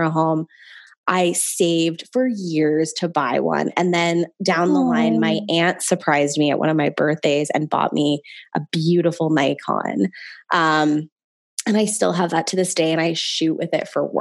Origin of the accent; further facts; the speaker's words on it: Canada; I grew up in West Hills for the latter half of my life